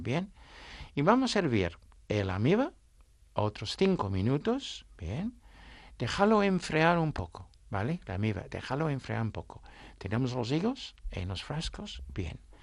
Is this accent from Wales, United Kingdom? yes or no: no; Suffolk, East of England, United Kingdom; Spanish is a second language; now in Asturias, Spain; mi condado es Suffolk